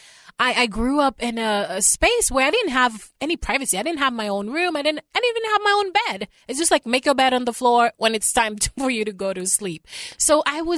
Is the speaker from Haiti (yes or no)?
yes; Haiti; moved away; I grew up in Haiti